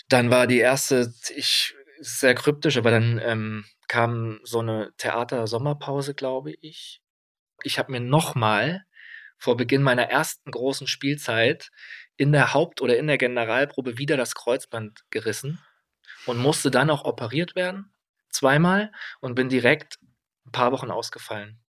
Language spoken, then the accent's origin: German; Kassel, Hesse, Germany; moved away; ich komme aus Kassel, so ein bisschen ländlich alles.